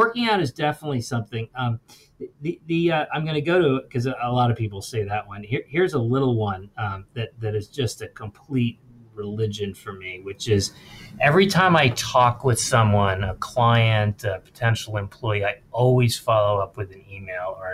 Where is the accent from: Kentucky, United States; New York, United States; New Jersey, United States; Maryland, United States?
New Jersey, United States; Princeton; I grew up in Princeton also in an affluent town